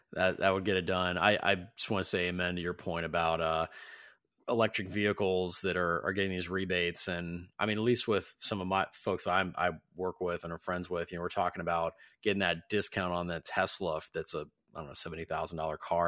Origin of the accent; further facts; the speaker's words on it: Ohio, United States; I grew up in Ohio